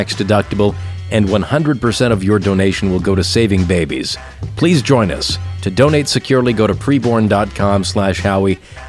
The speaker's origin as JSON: {"language": "English", "town": "New Bedford", "region": "Massachusetts", "country": "United States", "tie": "born or raised there", "said": "My hometown, New Bedford"}